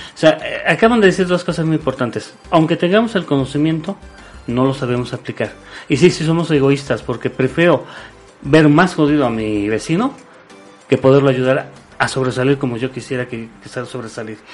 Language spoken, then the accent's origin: Spanish; Mexico; como mexicanos